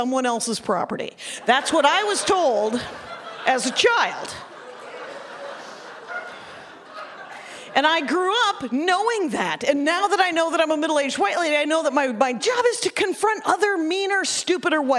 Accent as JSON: {"language": "English", "region": "Wisconsin", "country": "United States", "tie": "born or raised there", "said": "I'm from Wisconsin."}